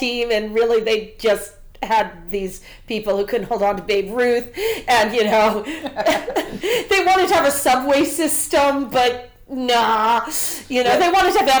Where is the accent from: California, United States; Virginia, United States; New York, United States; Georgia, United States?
New York, United States; I grew up in New York